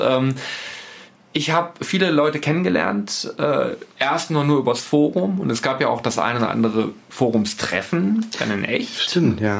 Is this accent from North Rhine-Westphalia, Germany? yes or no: no; Osterode am Harz, Lower Saxony, Germany; also born or lived in Celle; die Fuba hier in Osterode in Gittelde, großer Leiterplattenhersteller